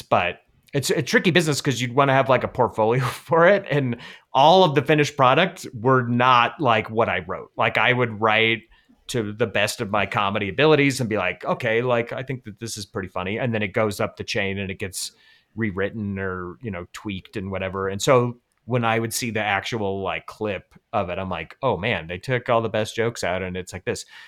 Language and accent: English; Colorado, United States; I'm from Colorado